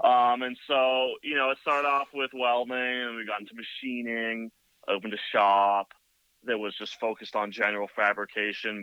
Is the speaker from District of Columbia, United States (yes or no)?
no; Hayward, California, United States; now in Santa Cruz, United States; I grew up in like Hayward area